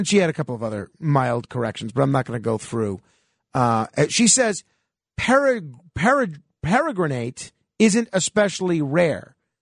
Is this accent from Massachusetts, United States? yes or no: no; New York, United States; I'm just as much as proud to be a New Yorker as I am an American